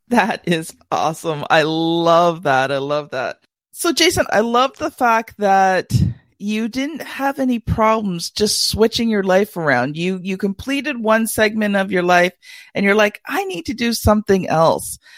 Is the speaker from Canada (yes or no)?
yes; Canada; being a Canadian